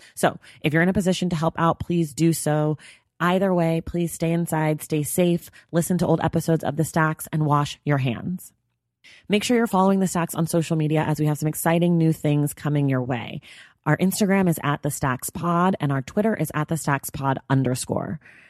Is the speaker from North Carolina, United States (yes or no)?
no; California, United States; now in Los Angeles, United States; I'm not from here. I'm from Northern California, but we've been here 8 years and I like it.